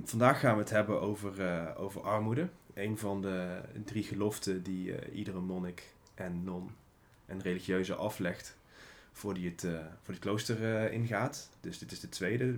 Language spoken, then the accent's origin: Dutch; North Brabant, Netherlands; als Brabander, als ondernemer